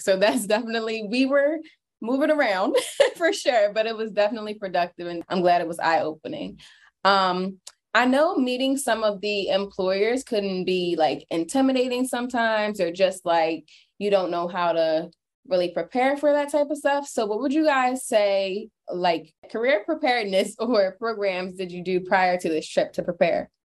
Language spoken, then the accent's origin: English; Williamstown, New Jersey, United States; I am from Williamstown, New Jersey.